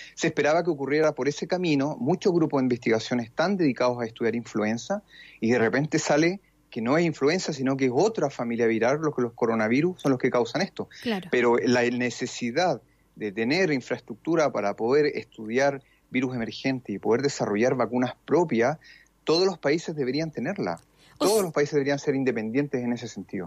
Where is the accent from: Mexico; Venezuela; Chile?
Chile; en Chile nosotros